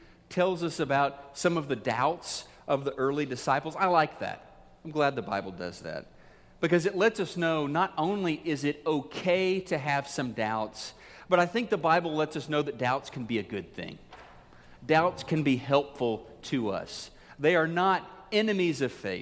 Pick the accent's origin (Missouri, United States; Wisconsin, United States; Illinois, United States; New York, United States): Missouri, United States; my home state of Missouri. Missourians, we're known as being the show me state